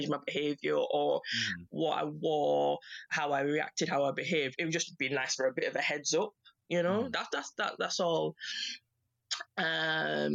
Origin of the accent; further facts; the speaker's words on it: Yorkshire and the Humber, United Kingdom; I'm from Yorkshire. That's where I was born and raised